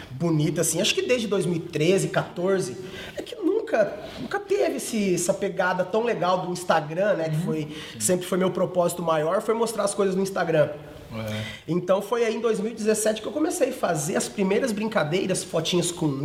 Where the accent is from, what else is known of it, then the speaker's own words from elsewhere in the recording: Iporã, Paraná, Brazil; moved away as an adult; now in Sorocaba, Brazil; Eu sou do Paraná, eu sou de Iporã, no Paraná, uma cidadezinha Iporã. de 12 mil habitantes